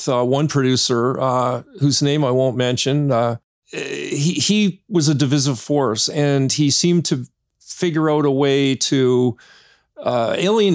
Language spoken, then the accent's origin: English; Hamilton, Ontario, Canada; moved away; I'm originally from Hamilton too